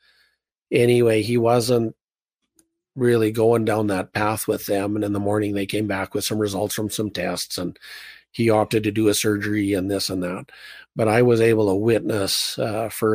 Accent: Canada

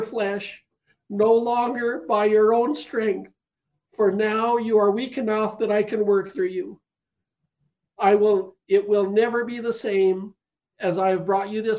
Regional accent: Canada; I'm a Canadian

